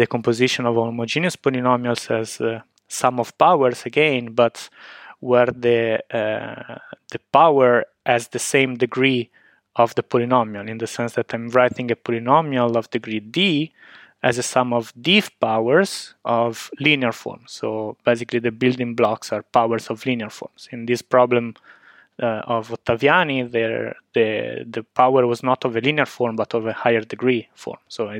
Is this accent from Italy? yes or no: yes; Genoa, Liguria, Italy; now in Trento, Italy; I'm originally from Genoa, where I started my undergraduate studies.